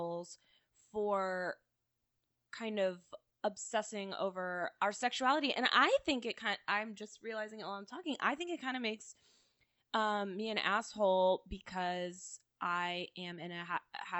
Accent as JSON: {"language": "English", "region": "Central Florida", "country": "United States", "tie": "born or raised there", "said": "we grew up in Central Florida"}